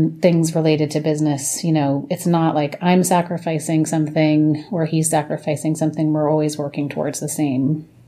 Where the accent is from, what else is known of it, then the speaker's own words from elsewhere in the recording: New York City, New York, United States; now in Brooklyn, United States; I grew up in Manhattan